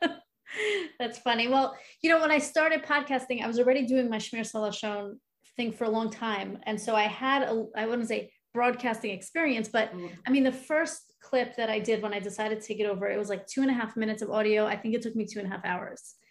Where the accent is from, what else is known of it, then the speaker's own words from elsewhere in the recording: Long Island, New York, United States; moved away as an adult; now in Cleveland, United States; I am originally from New York, Long Island. Grew up there